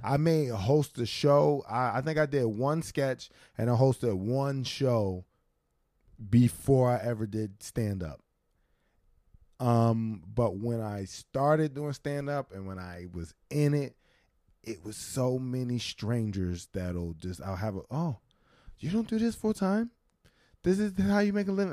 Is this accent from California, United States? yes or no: no; Philadelphia, Pennsylvania, United States; now in New York, United States; I'm both a Philadelphian and a New Yorker now